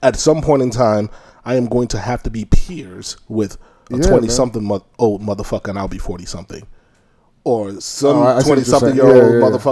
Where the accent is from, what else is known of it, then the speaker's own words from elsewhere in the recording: Nigeria; moved away; when I grew up in Nigeria